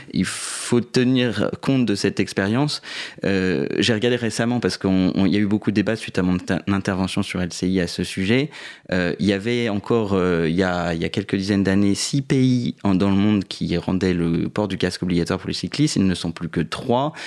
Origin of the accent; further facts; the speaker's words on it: southern Paris suburbs, Île-de-France, France; je suis né euh, en banlieue parisienne sud, mais j'habite depuis maintenant 5-6 ans à Paris dans le 10e arrondissement